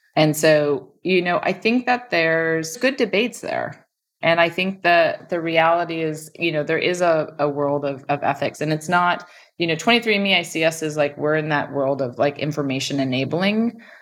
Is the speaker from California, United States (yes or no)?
yes; Stanford, California, United States; I grew up on Stanford campus